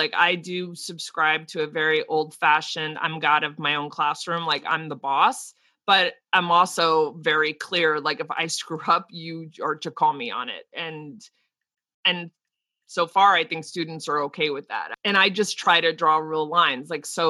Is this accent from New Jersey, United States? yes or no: yes; New Jersey, United States; accent: East Coast; I've worked very hard to get rid of my East Coast accent, but I get tired and New Jersey slips out like you would not believe.